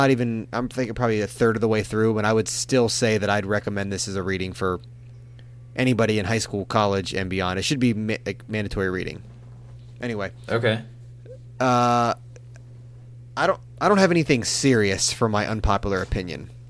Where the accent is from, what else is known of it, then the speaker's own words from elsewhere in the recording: Hawaii, United States; I always thought being Hawaiian was cool